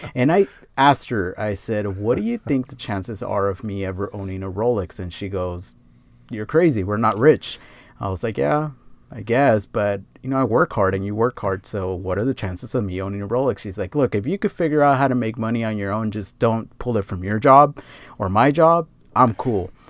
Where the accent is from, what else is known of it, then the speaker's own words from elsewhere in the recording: Los Angeles, California, United States; I grew up around Fast and the Furious and all that stuff, especially here in L